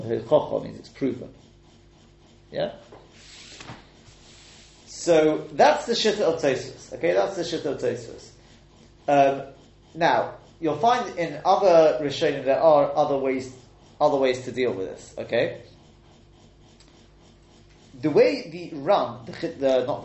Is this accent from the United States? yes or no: no; England, United Kingdom; moved away; So for me in England, or me as being English